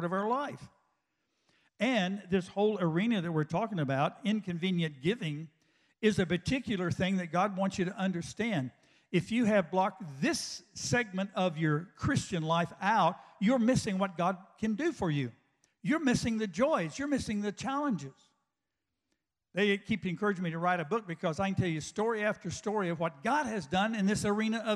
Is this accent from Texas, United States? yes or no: yes; West Texas, United States; I grew up out in West Texas